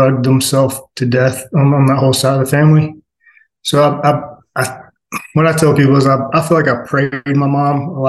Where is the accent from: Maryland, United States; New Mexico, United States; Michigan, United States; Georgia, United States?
Georgia, United States; Atlanta; I was born in South Atlanta